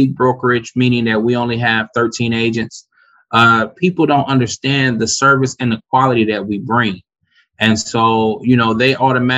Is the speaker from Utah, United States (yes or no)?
no; Detroit, Michigan, United States; I grew up in Detroit, resident of Detroit and all the surrounding suburbs